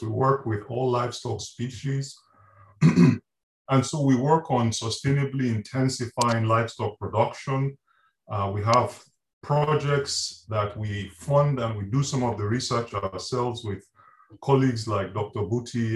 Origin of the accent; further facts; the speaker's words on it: Nigeria; moved away as an adult; also born or lived in Reading, United Kingdom / Wales, United Kingdom; now in Gainesville, United States; I'm originally from Nigeria, and I did my degrees in Nigeria and then in Britain at the University of Reading.